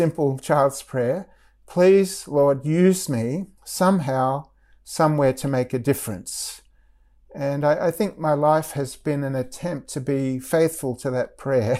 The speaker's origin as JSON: {"language": "English", "country": "Australia", "tie": "born or raised there", "moved": "as an adult", "said": "at the time that I was growing up in Australia"}